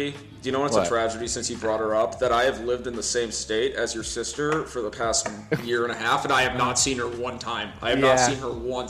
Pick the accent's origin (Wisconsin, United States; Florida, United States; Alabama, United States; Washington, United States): Wisconsin, United States; moved away as an adult; now in Bend, United States; No, I'm from Wisconsin. I live in Bend.